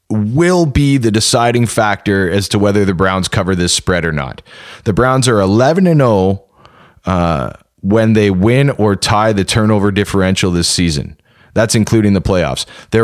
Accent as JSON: {"language": "English", "region": "Ontario", "country": "Canada", "said": "So We're From Southern Ontario."}